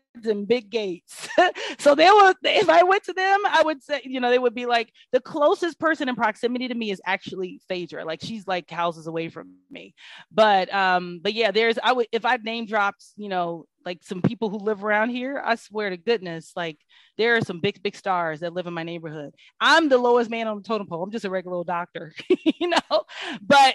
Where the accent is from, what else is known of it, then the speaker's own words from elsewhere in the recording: Kansas City, Missouri, United States; now in Atlanta, United States; I'm from Kansas City, Missouri, which is also an amazing city